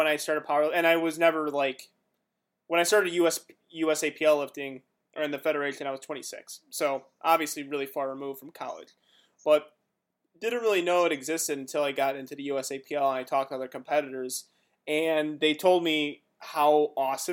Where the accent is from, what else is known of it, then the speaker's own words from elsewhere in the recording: Woodridge, Illinois, United States; I'm from Woodridge, which is, like, 15 minutes away from Lombard.